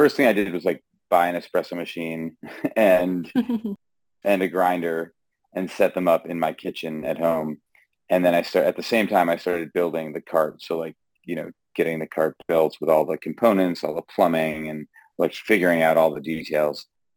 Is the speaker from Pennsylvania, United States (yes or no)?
no; Massachusetts, United States; now in Brattleboro, United States; I grew up in Massachusetts, actually.